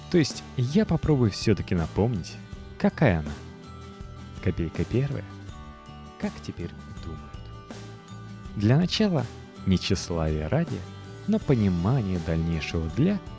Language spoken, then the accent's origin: Russian; Russia; born there; Я родилась в России и живу здесь.